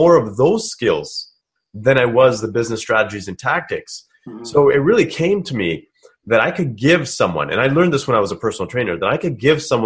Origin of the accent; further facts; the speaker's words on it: Kelowna, British Columbia, Canada; I'm from British Columbia myself. I grew up in a small town called Kelowna